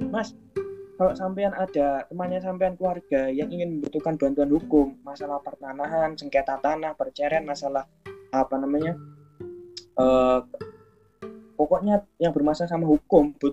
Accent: Jayapura, Papua, Indonesia; also born or lived in Java; Jayapura Jayapura Papua masih orang orang Jawa lahir besar di Papua kuliah di Jawa lagi dan akan kembali ke Papua insya Allah.

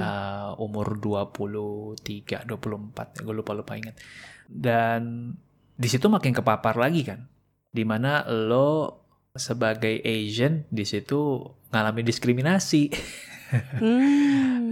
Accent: Indonesia; gue dari Indonesia

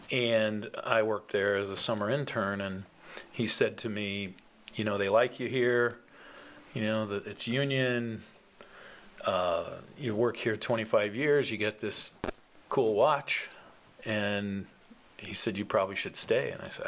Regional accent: Alpena, Michigan, United States; moved away as an adult; So I was born and raised here in Alpena. I grew up a block away from Bingham School. My parents still live there.

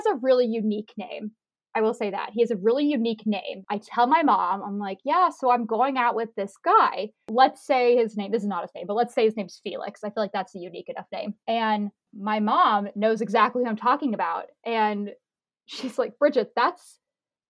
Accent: Fredericksburg, Virginia, United States; I came back to my town, my hometown, Fredericksburg, Virginia

